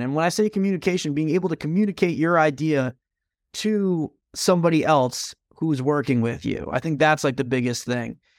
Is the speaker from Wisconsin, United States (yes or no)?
no; Stamford, Connecticut, United States; my hometown of Stamford, Connecticut